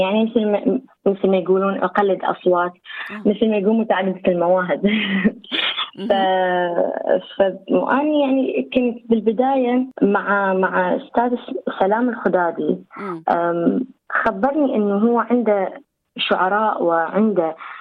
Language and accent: Arabic; Iraq; accent: Iraqi; now in Australia; انا من العراق آه، مواليد 1992